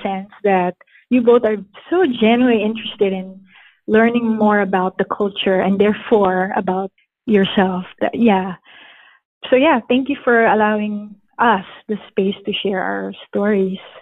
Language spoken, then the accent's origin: English; Philippines; moved away as an adult; now in United States; I was born and raised in the Philippines, and I have been in the States for about 17 years. I came here when I was 23 years old permanently.